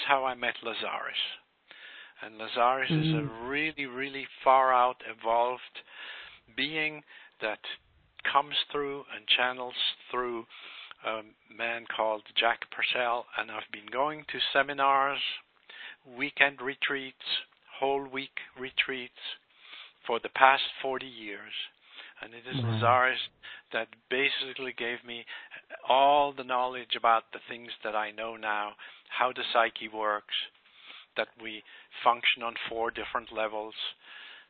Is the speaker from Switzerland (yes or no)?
yes; Switzerland; moved away as an adult; also born or lived in Bermuda / Bahamas; I was born in Switzerland by some very, very conservative and scientific parents